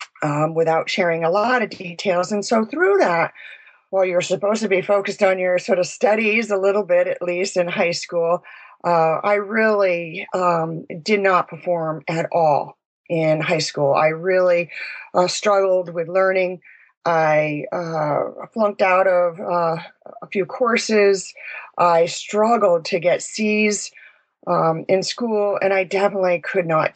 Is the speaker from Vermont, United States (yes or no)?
yes; Vermont, United States; I was born and raised in Vermont.